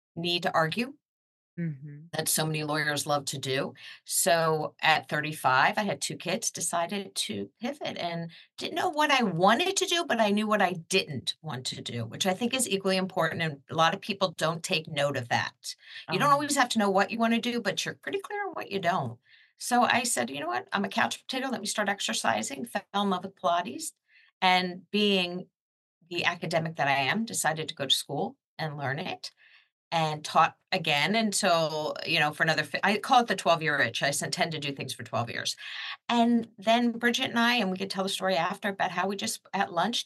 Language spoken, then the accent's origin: English; Jersey Shore, New Jersey, United States; I come from the Jersey Shore in New Jersey.